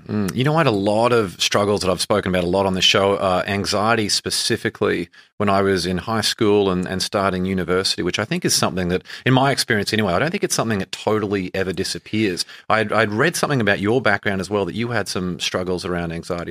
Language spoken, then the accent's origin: English; Australia; moved away; growing up in Australia